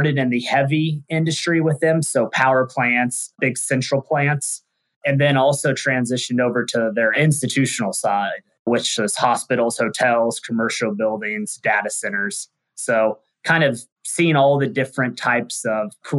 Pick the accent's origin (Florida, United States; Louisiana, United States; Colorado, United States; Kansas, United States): Kansas, United States; Wichita; moved away as an adult; also born or lived in Texas; I'm a Midwest kid, born and raised in Wichita, Kansas